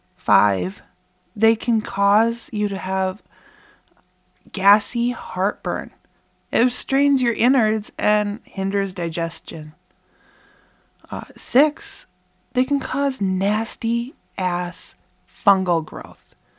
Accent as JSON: {"language": "English", "area": "Bemidji / Cass Lake area", "region": "Minnesota", "country": "United States", "tie": "born or raised there", "said": "here in my hometown"}